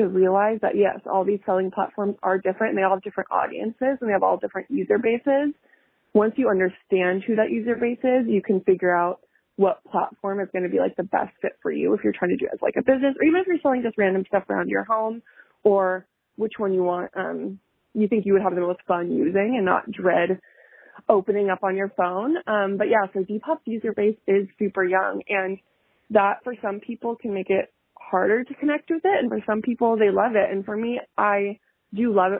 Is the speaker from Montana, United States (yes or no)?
yes; Montana, United States; moved away; I'm from Montana originally